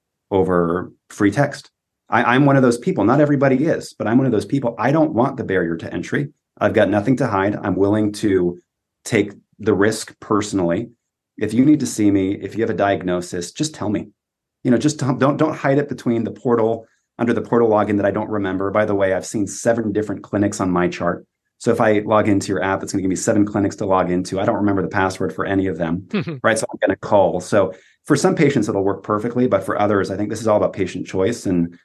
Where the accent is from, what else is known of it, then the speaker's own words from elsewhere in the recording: California, United States; I mean, this is, you know, growing up in Silicon Valley, you give a patient a link